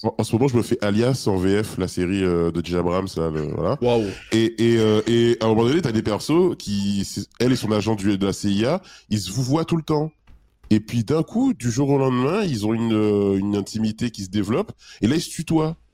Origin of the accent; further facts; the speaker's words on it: Île-de-France, France; moi, je suis d'Île-de-France, je suis à parisien.